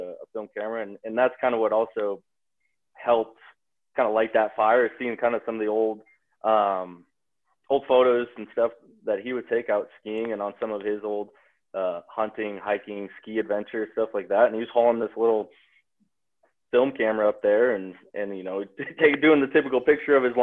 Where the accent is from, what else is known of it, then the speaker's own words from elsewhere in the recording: Bozeman, Montana, United States; growing up in Bozeman, Montana, it's obviously a ski town